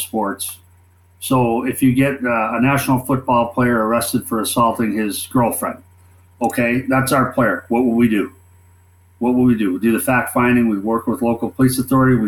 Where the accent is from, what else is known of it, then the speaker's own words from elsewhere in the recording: Minnesota, United States; moved away as an adult; I was 18 from Minnesota, didn't know anything.